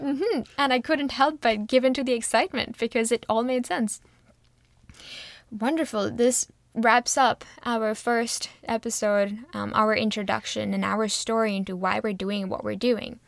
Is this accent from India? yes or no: yes; India; moved away as an adult; now in Canada; I grew up in India, and I moved to Canada six years ago.